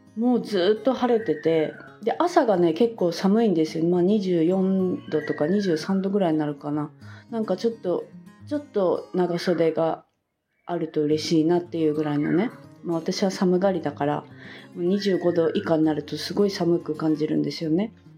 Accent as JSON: {"language": "Japanese", "region": "Fukuoka", "country": "Japan", "tie": "born or raised there", "moved": "as an adult", "lives_now": "Bali, Indonesia", "said": "私実家が福岡"}